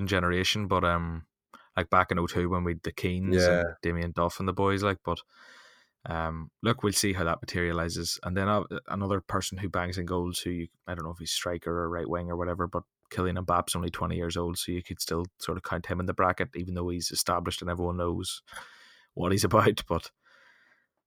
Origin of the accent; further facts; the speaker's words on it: Ireland; as an Irishman